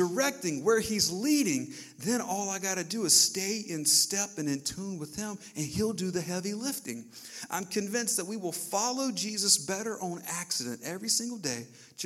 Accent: the South, United States; growing up in the South

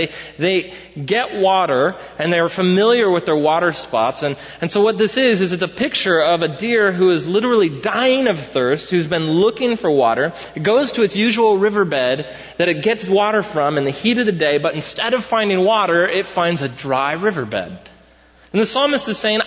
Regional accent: United States; as Americans

